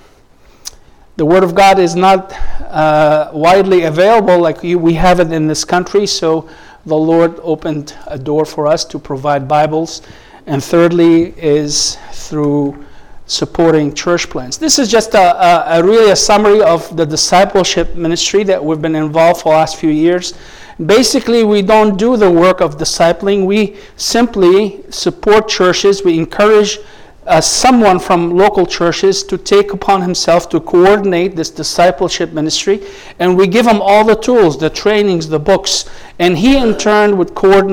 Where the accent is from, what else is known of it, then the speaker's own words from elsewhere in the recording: Lebanon; now in United States; We are originally from Lebanon, my wife